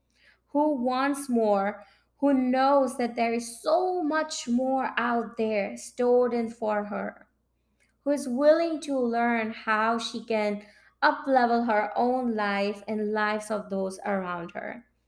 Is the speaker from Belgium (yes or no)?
no; India; moved away as an adult; now in Saint John, Canada; And I moved from India to Canada in early 2018, following my heart, my sweetheart, Akash.